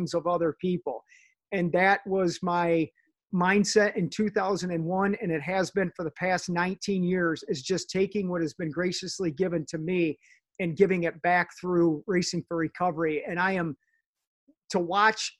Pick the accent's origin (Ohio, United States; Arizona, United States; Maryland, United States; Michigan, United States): Ohio, United States; Sylvania; I grew up in Sylvania